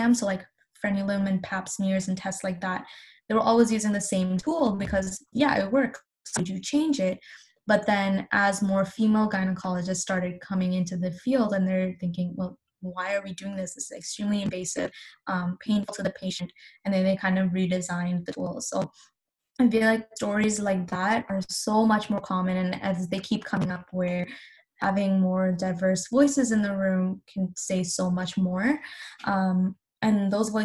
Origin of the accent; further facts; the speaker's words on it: Pakistan; now in Canada; I'm Pakistani